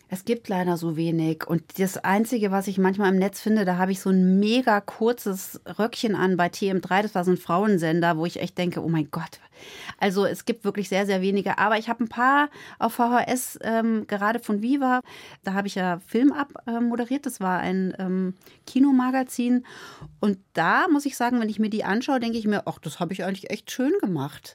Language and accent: German; Lake Starnberg, Bavaria, Germany; also born or lived in Munich / Cologne; Ich bin halt aufgewachsen da am Starnberger See